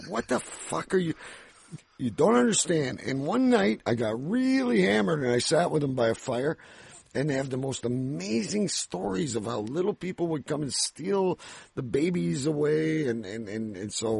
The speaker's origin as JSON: {"language": "English", "country": "Canada", "said": "I'm Canadian"}